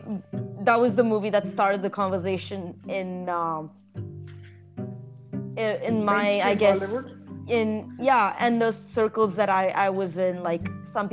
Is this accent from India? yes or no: yes; Hyderabad, Telangana, India; moved away; also born or lived in Toronto; growing up in Hyderabad